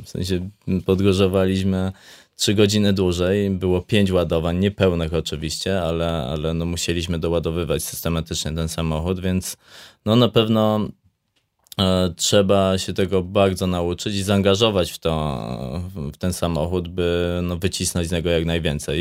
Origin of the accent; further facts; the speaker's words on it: Łętownia, Lesser Poland, Poland; now in Zakopane, Poland; I ja wychowywałem się w Łętowni, e, właśnie w miejscowości, która, która no jest jakieś 50 kilometrów stąd